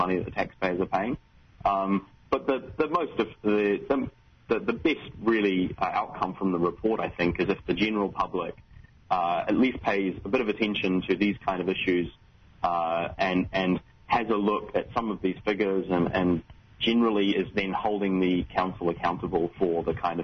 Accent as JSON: {"language": "English", "region": "Wellington", "country": "New Zealand", "moved": "yes", "said": "I'm from Wellington"}